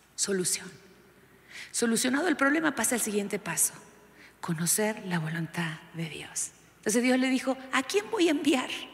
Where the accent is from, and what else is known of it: Argentina